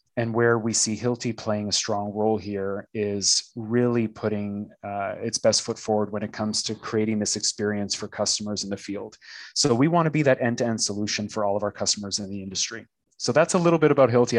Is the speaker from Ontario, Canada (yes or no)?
yes; Toronto, Ontario, Canada; moved away as an adult; now in Tulsa, United States; I'm Canadian, living currently in Tulsa, Oklahoma, but I'm originally Canadian from Toronto, Canada.